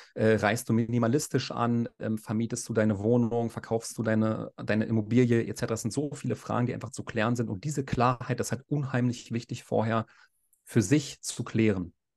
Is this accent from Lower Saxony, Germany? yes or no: no; Berlin, Germany; moved away as an adult; now in Gran Canaria, Spain; ich bin 34 Jahre alt, ich komme aus Berlin